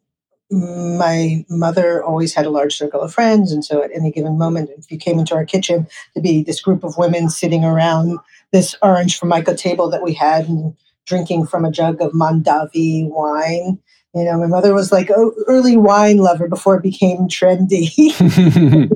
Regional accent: New York City, New York, United States; I grew up in New York City

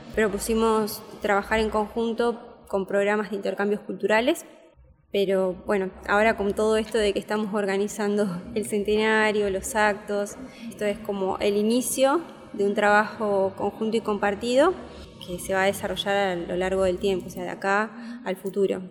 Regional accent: Argentina; nosotras que somos argentinas

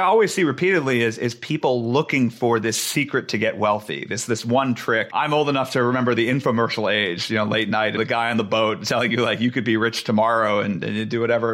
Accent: Silicon Valley, California, United States; I grew up in Silicon Valley.

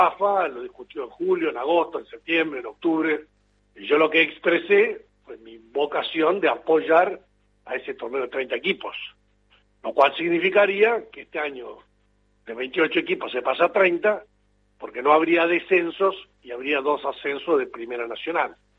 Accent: Entre Ríos, Argentina; yo soy de Entre Ríos. Estamos bastante lejos de, Neuquén Río Negro

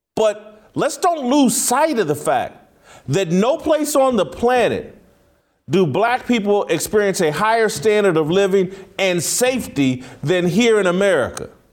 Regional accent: United States; I'm an American

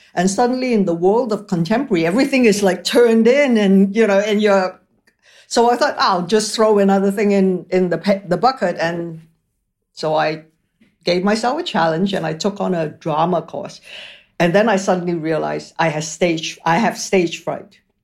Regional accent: Malaysia; moved away; also born or lived in Paris, France / Toronto, Canada; I'm from Malaysia. So Malaysia really is my main residence

